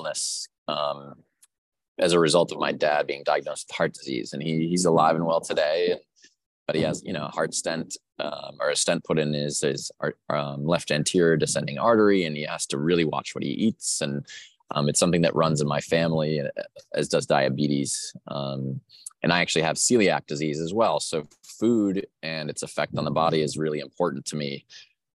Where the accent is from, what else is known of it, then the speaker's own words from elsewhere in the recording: Vermont, United States; moved away as an adult; also born or lived in New York City; now in New Orleans, United States; I grew up in Vermont and then lived in New York City for a while